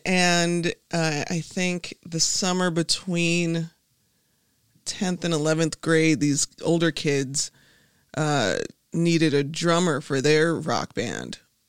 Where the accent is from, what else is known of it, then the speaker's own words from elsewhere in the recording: Chicago, Illinois, United States; South side of Chicago.